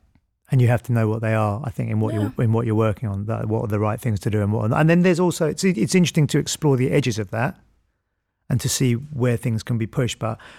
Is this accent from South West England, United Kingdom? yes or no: yes; Bristol, South West England, United Kingdom; I'm not American and you know, I'm from Bristol